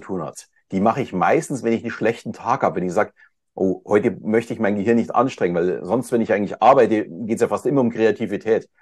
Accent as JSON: {"language": "German", "town": "Munich", "region": "Bavaria", "country": "Germany", "said": "uns ist ja tatsächlich Österreich sehr, sehr nahe als Münchner"}